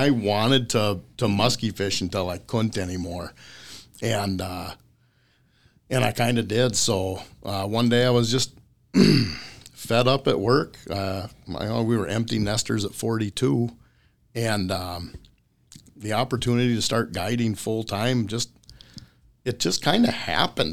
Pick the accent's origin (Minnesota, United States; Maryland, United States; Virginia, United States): Minnesota, United States; Mora; I grew up in Mora, Minnesota, which is an hour north of Twin Cities and about twenty minutes south of Mille Lacs.